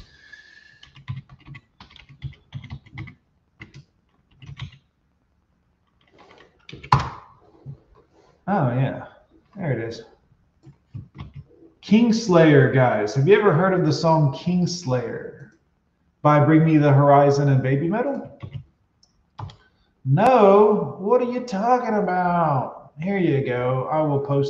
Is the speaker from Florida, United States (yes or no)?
yes; Fort Lauderdale, Florida, United States; I grew up in Fort Lauderdale